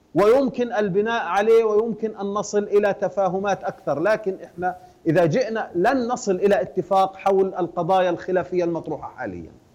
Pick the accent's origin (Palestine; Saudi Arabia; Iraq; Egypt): Palestine; جميعا كفلسطينيين